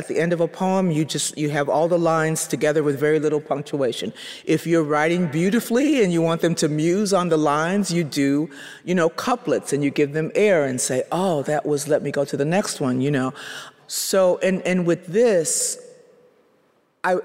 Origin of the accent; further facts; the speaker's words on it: Chicago, Illinois, United States; moved away; I'm originally from Chicago